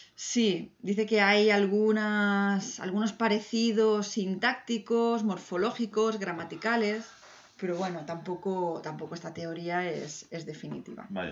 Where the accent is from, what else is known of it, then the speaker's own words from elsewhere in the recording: Barcelona, Catalonia, Spain; en Barcelona, que es de la ciudad de donde soy yo